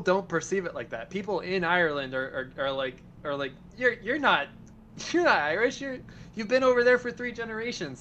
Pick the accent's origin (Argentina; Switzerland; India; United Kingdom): Argentina; now in United States; I'm an Argentine American. I count. I have my family in Argentina.